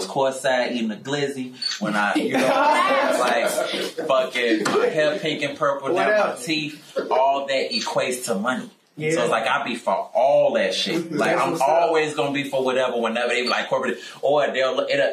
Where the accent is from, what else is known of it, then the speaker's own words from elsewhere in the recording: Chicago, Illinois, United States; I'm a South Side nigga